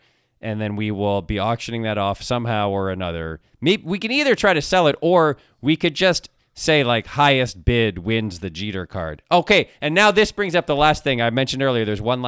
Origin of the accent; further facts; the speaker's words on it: Ann Arbor, Michigan, United States; I was born in Ann Arbor. I'm a Michigan guy.